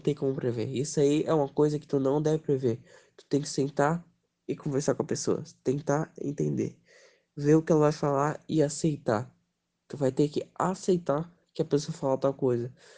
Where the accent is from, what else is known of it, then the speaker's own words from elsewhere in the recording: Brazil; a gente é brasileiro